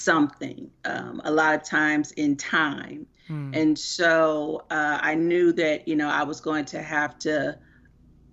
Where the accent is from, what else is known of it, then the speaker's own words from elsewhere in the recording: Miami, Florida, United States; I am originally from Miami, Florida